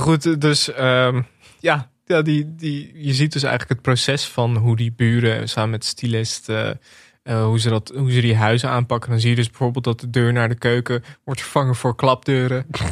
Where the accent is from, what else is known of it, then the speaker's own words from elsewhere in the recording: Netherlands; als Nederlanders